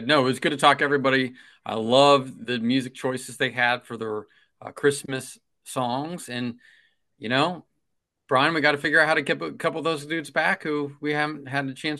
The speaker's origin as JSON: {"language": "English", "town": "Cincinnati", "region": "Ohio", "country": "United States", "said": "I'm from Cincinnati."}